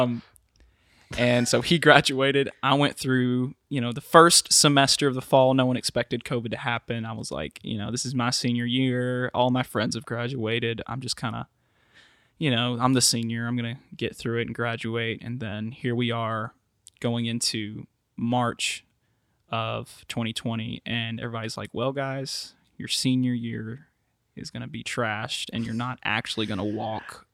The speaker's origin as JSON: {"language": "English", "town": "Milan", "region": "Tennessee", "country": "United States", "tie": "born or raised there", "said": "I grew up in Milan, Tennessee, which is about thirty minutes from Jackson"}